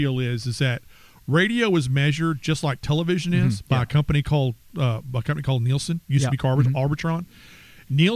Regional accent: Texarkana, United States; we're from Texarkana

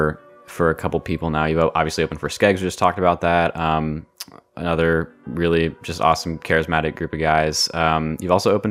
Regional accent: Portland, United States; I'm originally from Portland.

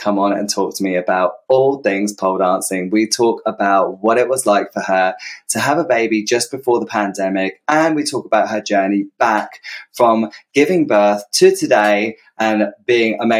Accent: United Kingdom; accent: British; I say it in a British accent

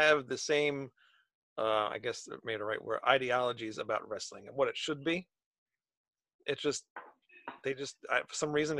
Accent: New York, United States; we're both from New York, so I mean, but we don't have that thick accent like he does.

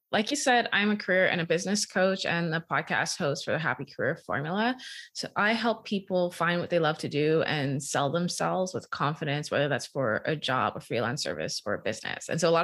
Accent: Bahamas; now in Canada; So I was an international student. I'm originally from the Bahamas. So I had to figure it out.

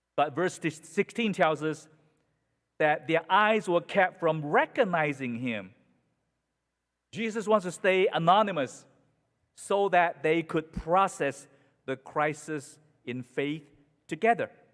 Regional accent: Malaysia; now in United States; in Malaysia, in my hometown

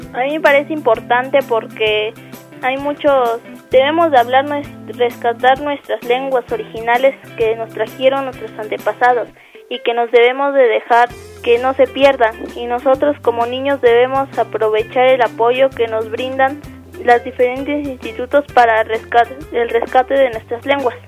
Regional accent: Capulálpam de Méndez, Oaxaca, Mexico; Capulalpa, mi pueblo así se llama, Capulalpa

